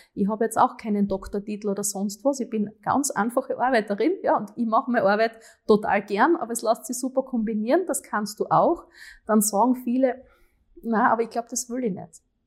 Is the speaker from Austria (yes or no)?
yes; Graz, Styria, Austria; die Stadt, die unsere Heimat ist